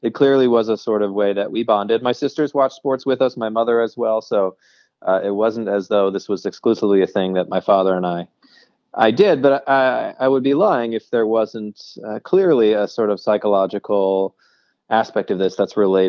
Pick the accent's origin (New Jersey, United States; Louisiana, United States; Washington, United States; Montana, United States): Washington, United States; Seattle; I grew up in Seattle